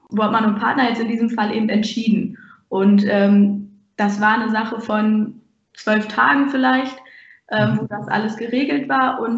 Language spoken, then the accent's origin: German; Ahaus, North Rhine-Westphalia, Germany; Ich komme aus Ahaus und bewerbe mich in Rena Wiedenbrück.